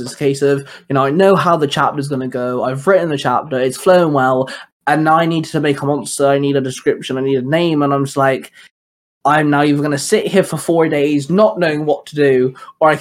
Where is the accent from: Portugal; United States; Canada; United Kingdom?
United Kingdom; England; now in Wales, United Kingdom; I'm from England, I live in Wales